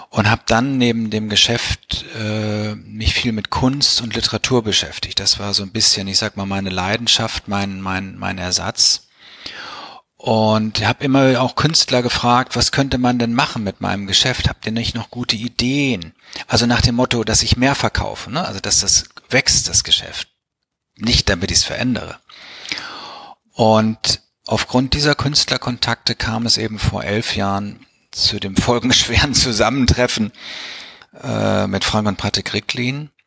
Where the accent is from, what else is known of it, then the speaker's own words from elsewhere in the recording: Bielefeld, North Rhine-Westphalia, Germany; Also ich bin in Bielefeld aufgewachsen, habe in Bielefeld Abitur gemacht und bin dann zum betriebswirtschaftlichen Studium nach St. Gallen gekommen.